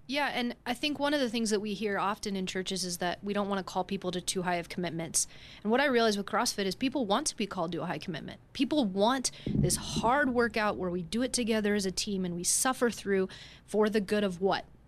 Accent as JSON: {"language": "English", "town": "Denver", "region": "Colorado", "country": "United States", "said": "we are both from Denver"}